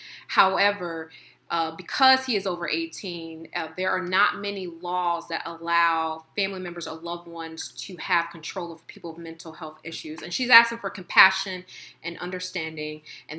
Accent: Central Illinois, United States; I'm not from Chicago. Just because I'm Black and I say I'm from Illinois does not mean I'm from Chicago. It's 217 Central Illinois.

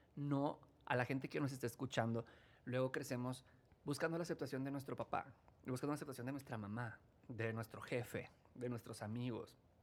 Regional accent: Chihuahua, Mexico; soy del norte, pero no te decía, soy norteño

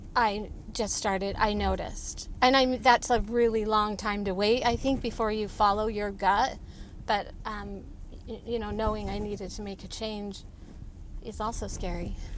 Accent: Utah, United States; I'm from Utah.

